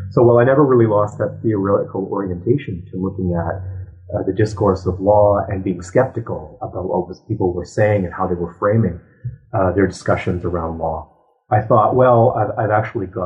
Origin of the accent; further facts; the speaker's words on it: Ottawa, Ontario, Canada; moved away as an adult; also born or lived in United States; So I was raised in Ottawa